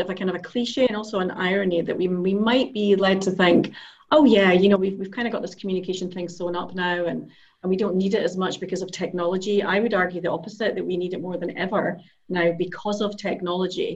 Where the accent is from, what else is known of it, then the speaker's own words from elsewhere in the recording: Edinburgh, Scotland, United Kingdom; moved away as an adult; also born or lived in Iceland; now in Amsterdam, Netherlands; I'm Scottish. I'm Edinburgh born